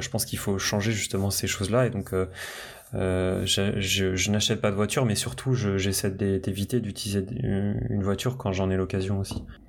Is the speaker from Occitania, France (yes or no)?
no; Brittany, France; moved away; je viens de la Bretagne, euh, mes parents viennent du, bah, de la campagne bretonne